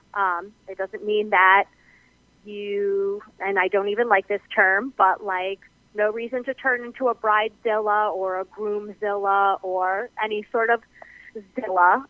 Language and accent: English; New Jersey, United States; now in Hudson Valley, New York, United States; I grew up in New Jersey and I now live in Hudson Valley, New York